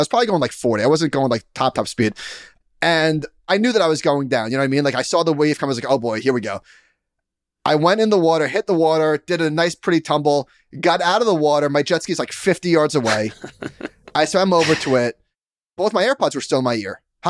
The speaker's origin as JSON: {"language": "English", "town": "Merrick", "region": "New York", "country": "United States", "tie": "born or raised there", "said": "In Merrick, my hometown."}